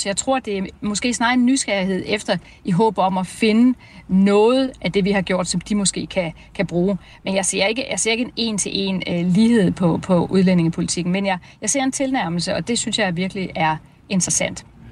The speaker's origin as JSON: {"language": "Danish", "country": "Denmark", "said": "vi danske socialdemokrater"}